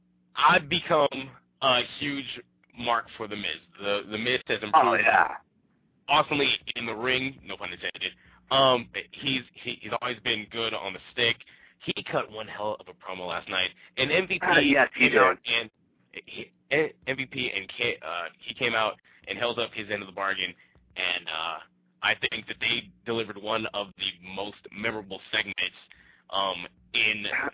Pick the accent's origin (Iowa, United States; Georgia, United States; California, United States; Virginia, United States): California, United States; Compton; I'm from Compton.